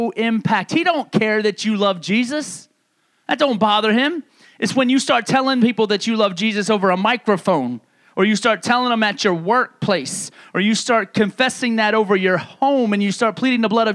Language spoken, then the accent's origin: English; New York, United States; moved away; the people that I grew up with back in New York